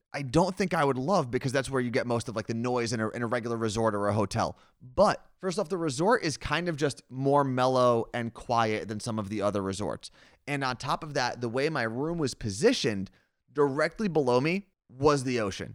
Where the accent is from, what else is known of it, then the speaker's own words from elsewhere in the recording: Seattle, Washington, United States; we are from Seattle